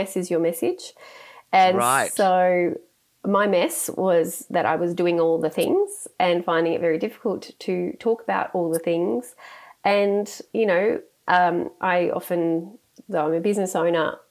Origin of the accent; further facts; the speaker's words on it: Sydney, New South Wales, Australia; I grew up in the Sutherland Shire of Sydney, so I'm a Shire girl from way back